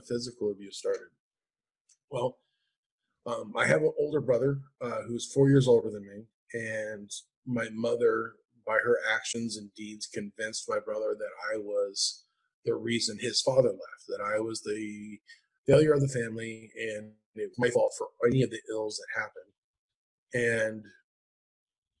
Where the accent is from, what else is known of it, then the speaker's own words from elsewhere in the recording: Anchorage, Alaska, United States; I grew up in Anchorage, Alaska